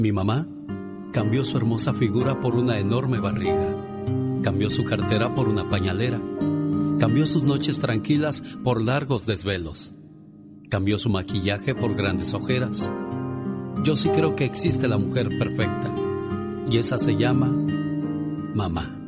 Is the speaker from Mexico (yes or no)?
yes; Mexico; now in United States